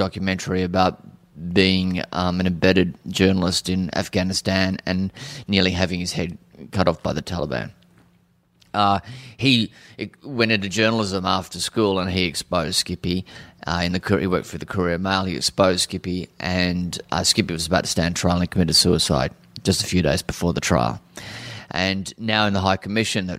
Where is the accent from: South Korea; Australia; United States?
Australia; Cairns, Queensland; I grew up in Cairns. My parents arrived in Cairns in 71 and I was born in 72